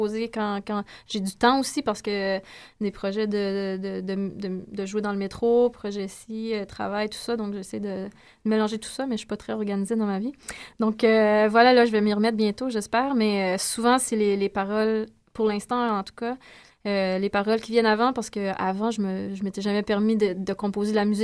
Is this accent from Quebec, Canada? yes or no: no; Saint-Joseph-de-Madawaska, New Brunswick, Canada; now in Montreal, Canada; je viens du Nouveau-Brunswick, de Edmundston en fait, une petite, euh, un petit village près d'Edmondson qui s'appelle Saint-Joseph de Madawaska.